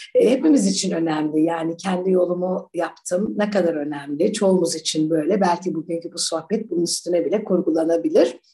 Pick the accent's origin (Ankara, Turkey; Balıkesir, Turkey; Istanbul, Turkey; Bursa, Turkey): Ankara, Turkey; also born or lived in United Kingdom / United States; Ben e, Ankara'da okudum hep çocukluğum. Her şey Ankara'da geçti. Ben Ankaralıyım.